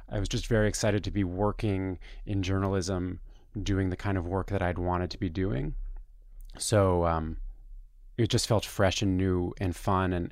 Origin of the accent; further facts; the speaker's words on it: Toronto, Ontario, Canada; moved away as an adult; now in New York, United States; I'm from Toronto, Canada, and I came to New York to try and work in journalism in 2005.